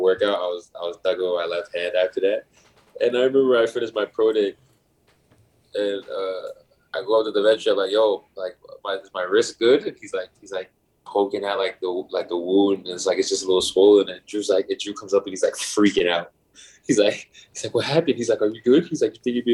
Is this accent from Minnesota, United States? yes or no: no; New Jersey, United States; moved away as an adult; now in Toronto, Canada; I'm from New Jersey